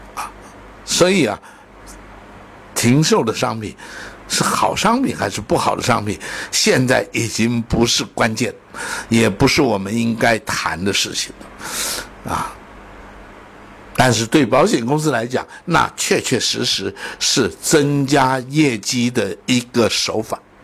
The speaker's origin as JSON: {"language": "Chinese", "country": "China", "said": "我们中国人的智慧太厉害了"}